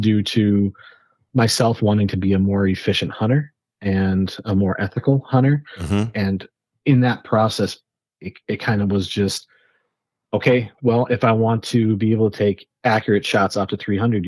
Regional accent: Wisconsin, United States; I grew up in Wisconsin and still live in Wisconsin.

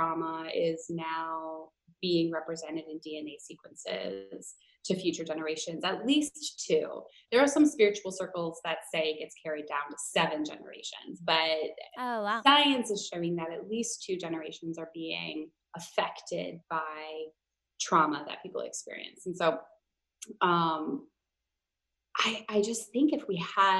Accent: Minnesota, United States; I grew up in Minnesota, which is like, at least in the Twin Cities, it's mostly liberal.

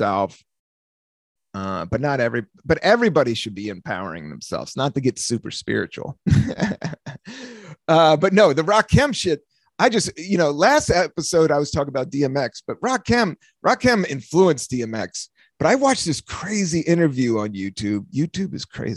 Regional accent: East Coast, United States; moved away; also born or lived in San Francisco; I grew up on the East Coast

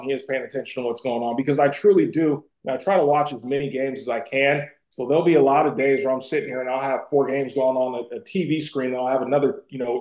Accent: Bay Area, California, United States; we both grew up in the Bay Area.

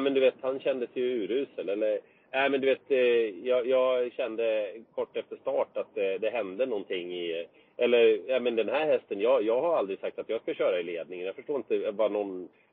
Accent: Vinnersjö, Gävleborg County, Sweden; also born or lived in Hedesunda; Jag är ju född i Vinnersjö, heter det. Det ligger okay. ingenstans egentligen. Det ligger mellan Hedesunda och Gysinge.

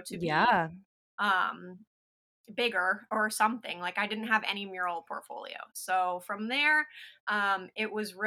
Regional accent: Lakeland, Florida, United States; I am a Lakeland-based artist and muralist. So I grew up in Lakeland

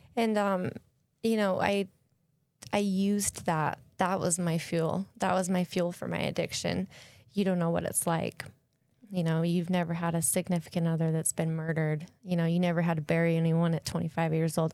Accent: Salt Lake City, Utah, United States; moved away; I grew up in Salt Lake

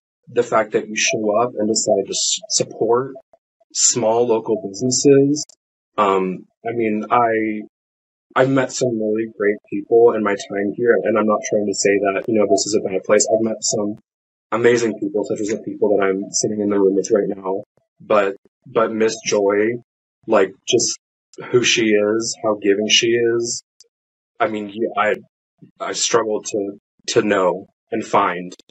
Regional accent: San Diego, California, United States; moved away as an adult; now in Virginia, United States; I'm a transplant from the West Coast, particularly San Diego

